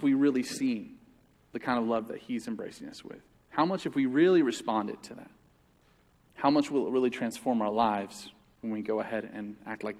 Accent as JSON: {"language": "English", "country": "United States", "said": "as American Christians"}